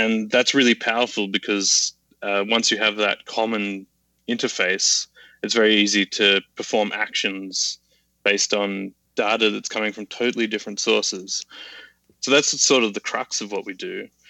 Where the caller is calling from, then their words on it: Sydney, New South Wales, Australia; Calling in from chilly Sydney, Australia.